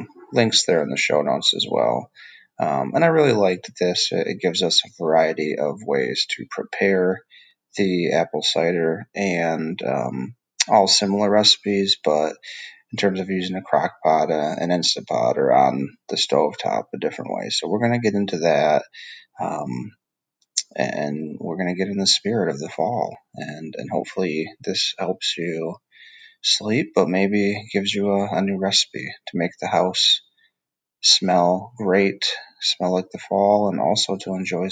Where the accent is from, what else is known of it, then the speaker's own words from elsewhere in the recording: Michigan, United States; now in Georgia, United States; I grew up in Michigan in the Midwest